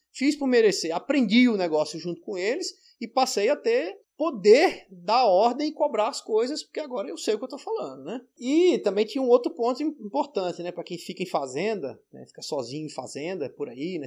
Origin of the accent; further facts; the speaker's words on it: Maceió, Alagoas, Brazil; moved away; also born or lived in São Paulo; eu vim de Maceió, da praia, depois estava em São Paulo, na capital